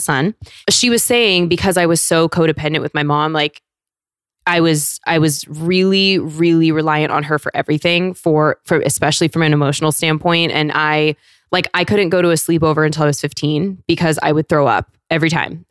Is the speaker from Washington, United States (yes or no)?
yes; Federal Way, Washington, United States; moved away; also born or lived in San Diego; I'm from South Seattle, so closer to Tacoma